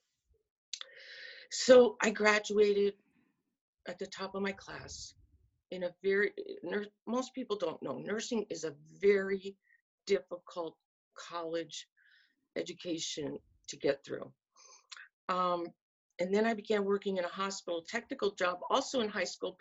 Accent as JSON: {"language": "English", "area": "north of Philadelphia", "region": "Pennsylvania", "country": "United States", "tie": "born or raised there", "said": "I grew up in a very middle class white suburban family and was born in 1957, but probably north of Philadelphia in Pennsylvania"}